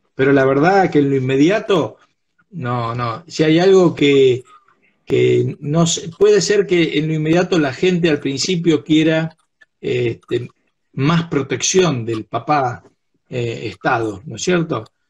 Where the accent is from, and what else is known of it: Argentina